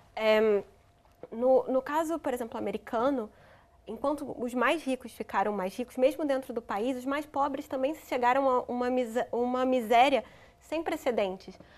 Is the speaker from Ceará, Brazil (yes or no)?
no; Rio de Janeiro, Brazil; No Rio de Janeiro, de, o estado de onde eu sou